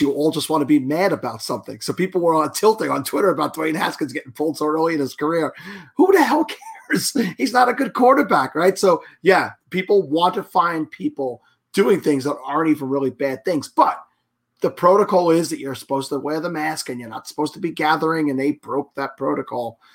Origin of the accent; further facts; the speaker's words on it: New York, United States; as a New Yorker